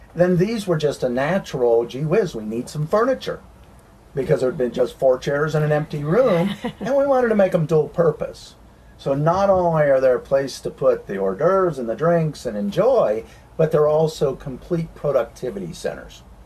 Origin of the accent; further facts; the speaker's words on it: Tennessee, United States; As we say in Tennessee